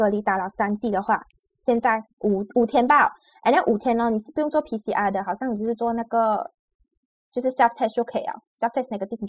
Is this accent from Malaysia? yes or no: yes; Malaysia; accent: Malaysian; 我的腔调这样这样标准的马来西亚腔